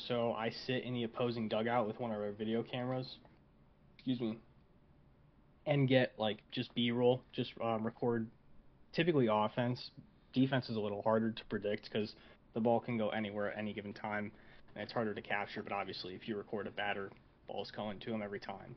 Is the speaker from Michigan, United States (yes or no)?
yes; Saginaw, Michigan, United States; moved away; I come from a uh, a small town two hours away from Detroit called Saginaw